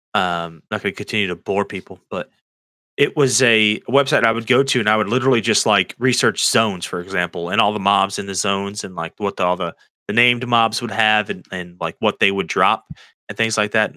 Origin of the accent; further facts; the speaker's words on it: Florida, United States; I grew up in in Florida